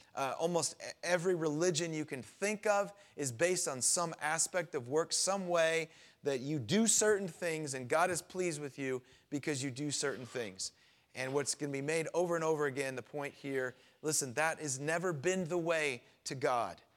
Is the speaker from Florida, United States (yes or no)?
yes; Florida, United States; moved away; I grew up down in Florida